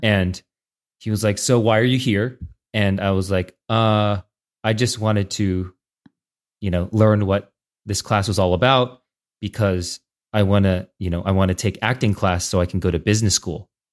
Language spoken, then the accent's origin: English; San Jose, California, United States; also born or lived in Saratoga, California; now in San Francisco, United States; I grew up in the Bay Area, in San Jose and Saratoga